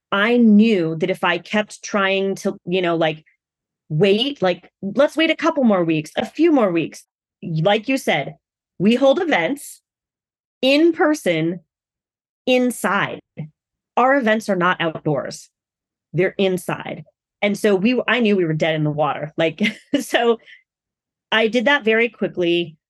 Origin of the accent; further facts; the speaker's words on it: United States; I'm Asian American, so I'm also a woman of color.